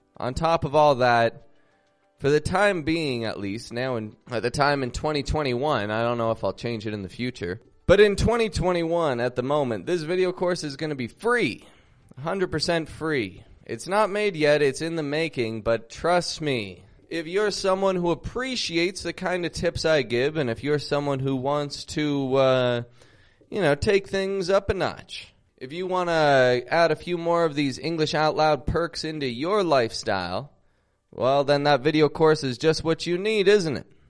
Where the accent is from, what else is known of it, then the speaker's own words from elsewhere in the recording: Toronto, Ontario, Canada; I'm from Toronto, Canada